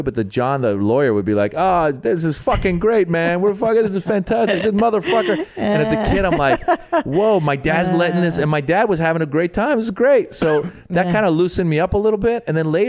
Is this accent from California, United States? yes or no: yes; Marin, California, United States; also born or lived in Iran / Los Angeles; grew up in Marin, there weren't even that many Persians.